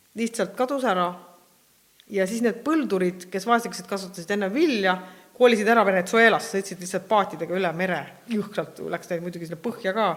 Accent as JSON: {"language": "Estonian", "country": "Estonia", "said": "me oleme Eestist"}